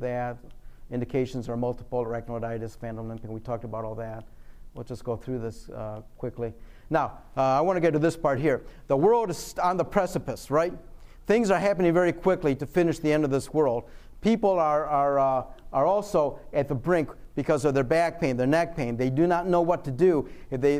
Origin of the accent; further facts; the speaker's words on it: Michigan, United States; I'm from Michigan